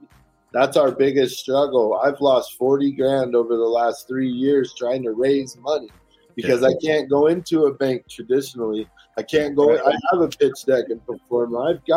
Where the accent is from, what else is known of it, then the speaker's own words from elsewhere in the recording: Virginia, United States; born there; I was born in Virginia. I got family there.